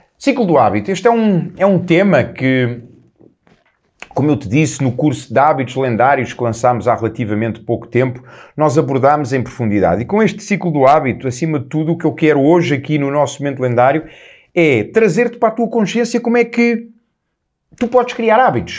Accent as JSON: {"language": "Portuguese", "region": "Lisbon", "country": "Portugal", "tie": "born or raised there", "said": "na minha casa em, em Lisboa, a casa onde eu nasci, a casa onde eu, onde eu cresci"}